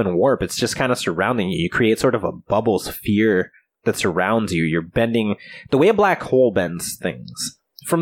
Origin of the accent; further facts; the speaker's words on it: United States; we're American